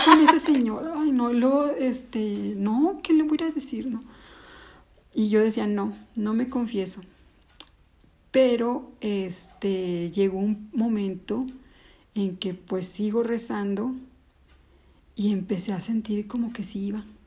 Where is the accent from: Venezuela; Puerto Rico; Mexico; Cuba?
Mexico; León, Guanajuato; also born or lived in Ciudad Juárez, Chihuahua; yo nací en Ciudad Juárez, llegué a vivir aquí a León como a los nueve años